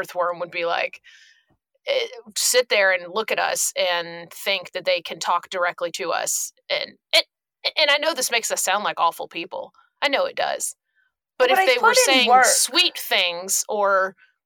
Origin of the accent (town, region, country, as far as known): Glennville, Georgia, United States; born or raised there